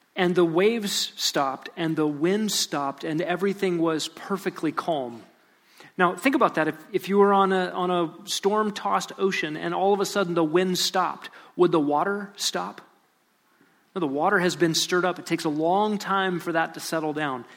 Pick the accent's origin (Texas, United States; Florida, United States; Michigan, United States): Texas, United States; Lubbock; I was born in Lubbock, Texas